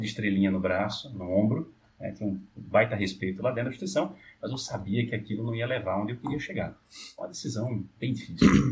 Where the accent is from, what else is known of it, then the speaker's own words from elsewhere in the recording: Olinda, Pernambuco, Brazil; now in São Paulo, Brazil; eu corria pelas ruas do bairro, lá de Olinda, eu sou de Olinda, é, hoje em São Paulo